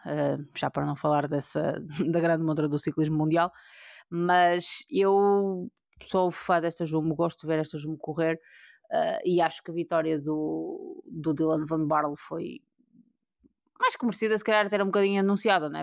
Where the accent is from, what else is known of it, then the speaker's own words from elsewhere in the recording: Portugal; nós, como, como portugueses